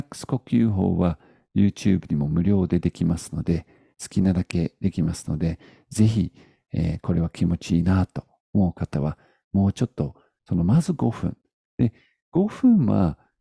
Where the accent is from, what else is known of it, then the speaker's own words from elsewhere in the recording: United Kingdom; moved away; 僕は、うんまあ、イギリス人なんですよね。イギリス人なので、まあ、こういう見た目です。